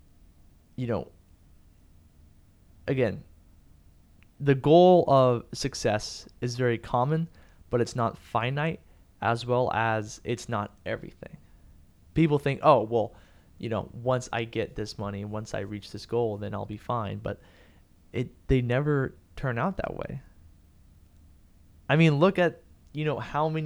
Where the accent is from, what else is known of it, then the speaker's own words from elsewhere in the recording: San Antonio, Texas, United States; San Antonio, my hometown, the 210